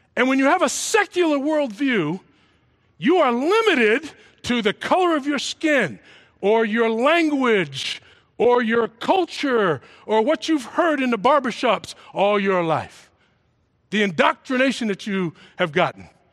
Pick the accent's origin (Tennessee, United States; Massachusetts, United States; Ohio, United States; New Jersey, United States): Massachusetts, United States; also born or lived in New York City; I grew up in a Southern state in the North called Massachusetts. I was originally from New York City, foster kid, brought in out of an orphanage to some people who lived in Massachusetts